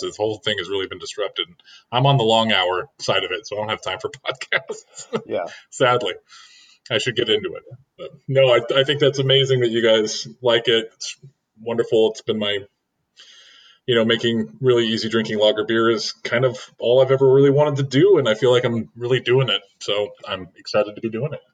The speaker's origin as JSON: {"language": "English", "region": "Oregon", "country": "United States", "also_born_or_lived": "Seattle / California", "moved": "yes", "said": "I'm from Oregon, but I moved up there"}